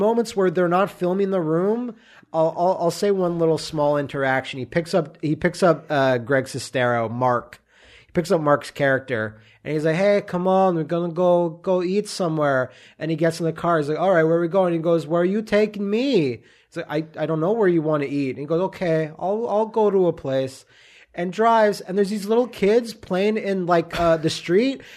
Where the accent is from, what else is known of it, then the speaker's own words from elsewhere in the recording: Canada; me being Canadian